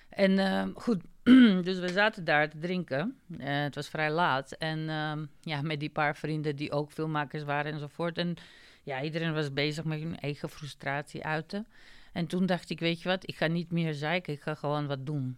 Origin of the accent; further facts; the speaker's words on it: North Macedonia; Dutch is a second language; now in Netherlands; ik kom uit Macedonië en ik heb in Nederland gestudeerd